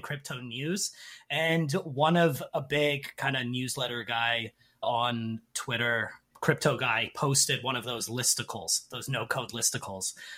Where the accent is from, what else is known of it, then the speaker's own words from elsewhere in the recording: Canada; moved away as an adult; now in South Korea; I'm originally from Canada.